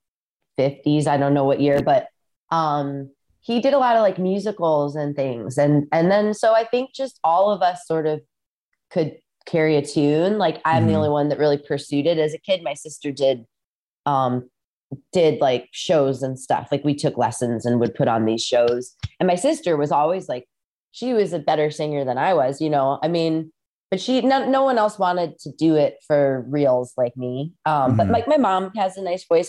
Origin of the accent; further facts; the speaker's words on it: Rock Island, Illinois, United States; moved away; also born or lived in Southern California; I grew up in Rock Island, Illinois, which is right on the Mississippi River across from Iowa.